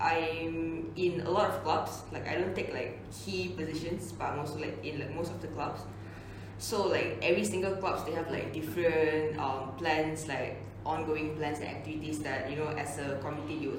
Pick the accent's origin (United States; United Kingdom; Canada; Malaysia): Malaysia; Penang; I'm from Penang.